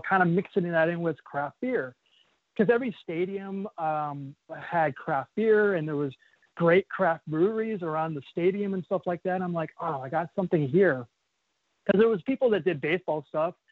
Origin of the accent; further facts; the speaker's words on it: Phoenix, Arizona, United States; I grew up in Phoenix, Arizona